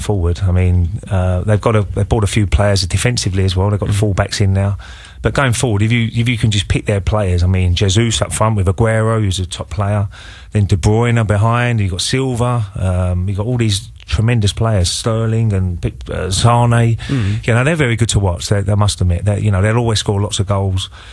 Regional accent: England, United Kingdom; we're English

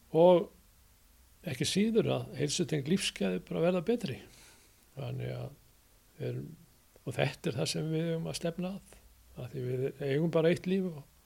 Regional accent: Hafnarfjörður, Capital Region, Iceland; þar sem ég ólst upp á 36 þar sá ég upp á Kallera völl mm. það var eini knastmyndu völlun á sínum tíma í efnafjörði

